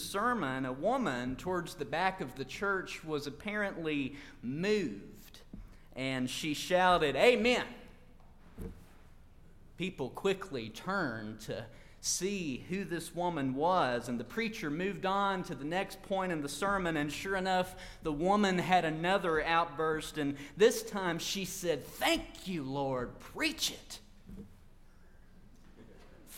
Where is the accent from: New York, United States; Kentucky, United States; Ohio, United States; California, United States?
Kentucky, United States; eastern; moved away; also born or lived in Mount Sterling, Kentucky; I'm from Nye County, about 2 hours down the road in the mountains of eastern Kentucky.